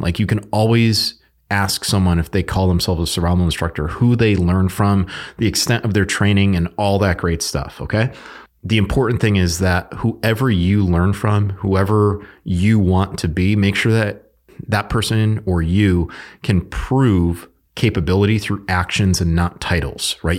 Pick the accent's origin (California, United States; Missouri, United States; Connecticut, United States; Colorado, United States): Connecticut, United States; I'm from Connecticut.